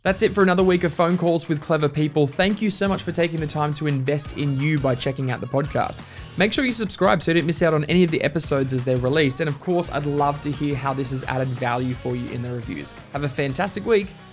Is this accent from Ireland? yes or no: no; Bundaberg, Queensland, Australia; grew up in Queensland. We grew up in Bundaberg